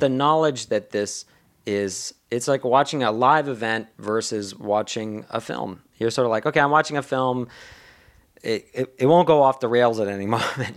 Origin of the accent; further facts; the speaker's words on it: Boston, Massachusetts, United States; I went to high school in the Boston area.